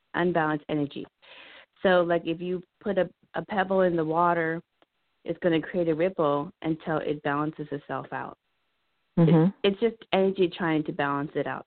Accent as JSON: {"language": "English", "country": "Laos", "said": "I'm Laotian"}